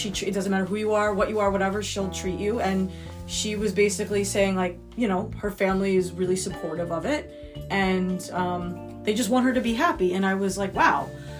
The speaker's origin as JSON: {"language": "English", "region": "New York", "country": "United States", "said": "we're from New York."}